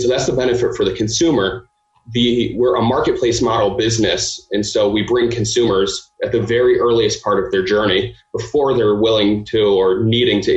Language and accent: English; Cleveland, Ohio, United States; moved away as an adult; also born or lived in Michigan; now in Chicago, United States; So I grew up in Cleveland.